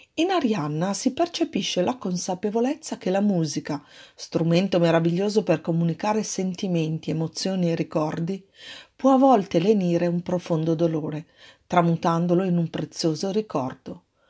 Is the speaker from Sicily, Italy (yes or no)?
no; Milan, Lombardy, Italy; now in near Treviso, Italy; io sono proprio milanese